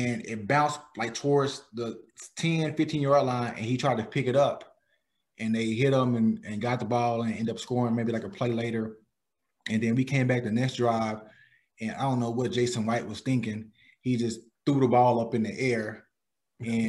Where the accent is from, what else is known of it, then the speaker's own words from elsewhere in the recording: Palestine, Texas, United States; my basketball gym in Palestine